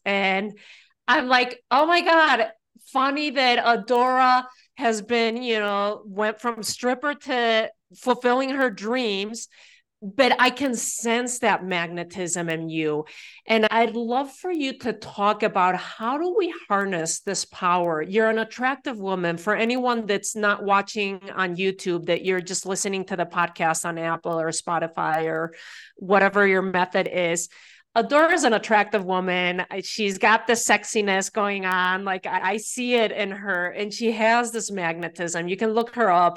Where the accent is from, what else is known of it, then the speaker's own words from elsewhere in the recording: Spain; now in United States; growing up in Spain